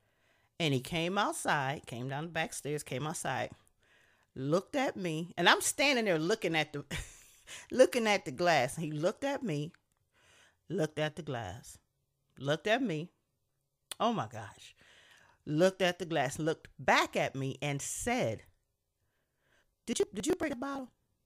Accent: Niagara Falls, New York, United States; We grew up in Niagara Falls, New York. So 5 years old in Niagara Falls, New York, playing outside our apartment on 22nd Street.

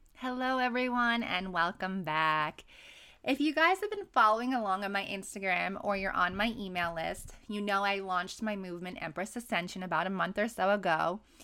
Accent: New York City, New York, United States; moved away as an adult; now in San Diego, United States; born and raised in New York City

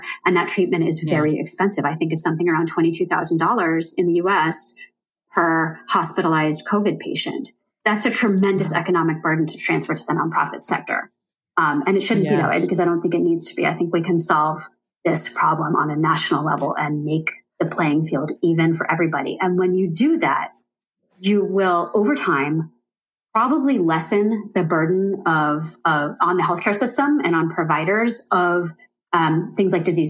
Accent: United States; born there; I mean, first and foremost, that I was born in America.

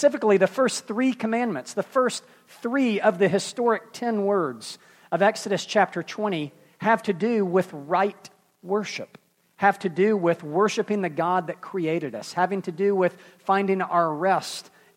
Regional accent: Memphis, Tennessee, United States; I'm from Memphis

